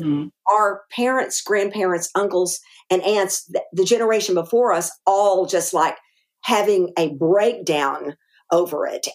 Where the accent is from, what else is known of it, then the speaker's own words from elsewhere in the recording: Arkadelphia, Arkansas, United States; accent: Arkansas; moved away; also born or lived in Green Bay, Wisconsin / Texas; Arkadelphia was our hometown